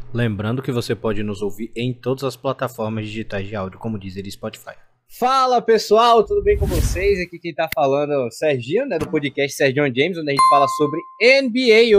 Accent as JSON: {"language": "Portuguese", "town": "Salvador", "region": "Bahia", "country": "Brazil", "said": "eu também sou de Salvador, Bahia"}